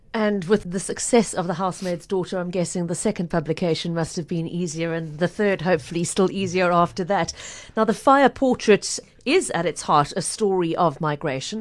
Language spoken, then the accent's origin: English; South Africa; now in Cape Town, South Africa; my home country